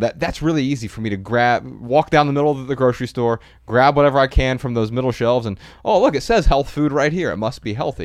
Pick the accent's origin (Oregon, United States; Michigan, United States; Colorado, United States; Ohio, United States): Ohio, United States; Dayton; also born or lived in Missoula, Montana; now in Southern California, United States; growing up in Dayton, Ohio, it's one of the cloudiest places you could be most of the year.